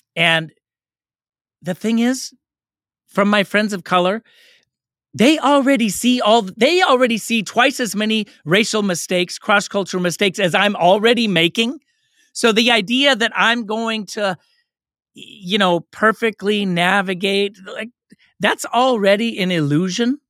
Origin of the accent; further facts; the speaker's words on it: Oakland, California, United States; I grew up in Oakland.